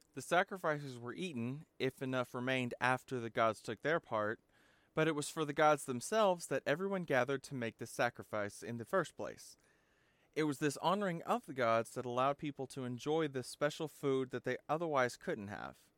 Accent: the South, United States; Growing up in the South

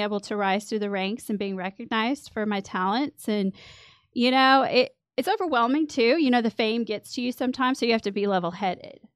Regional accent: Midland, Texas, United States; moved away as an adult; I'm originally from Midland. I grew up here.

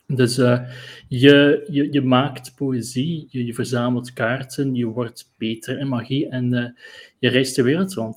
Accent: Bruges, Flanders, Belgium; eigenlijk ben ik van Brugge origineel

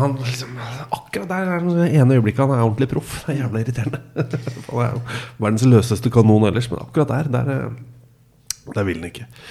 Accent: Molde, Møre og Romsdal, Norway; Jeg er født i Molde

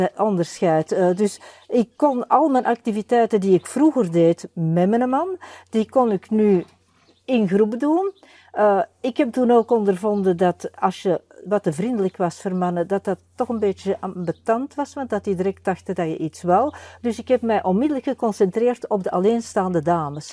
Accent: Antwerp, Flanders, Belgium; ik ben zelf van Borgerhout.

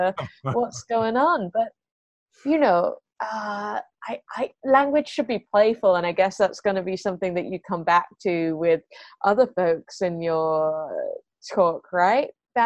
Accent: United Kingdom; accent: British; now in Adelaide, Australia; I think when I got to Australia, I was a bit picked on for my, I don't know that it was my British accent so much as around in Adelaide, certain vowels are associated with like class, really.

